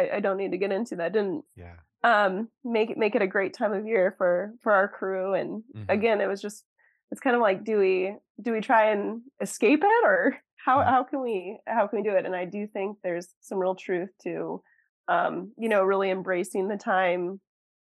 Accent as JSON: {"language": "English", "region": "Northern Indiana", "country": "United States", "moved": "as an adult", "lives_now": "Ohio, United States", "said": "I'm from Northern Indiana"}